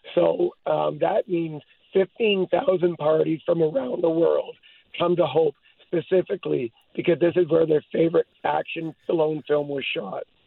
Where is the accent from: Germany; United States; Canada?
Canada; Hope, British Columbia; I was born in Hope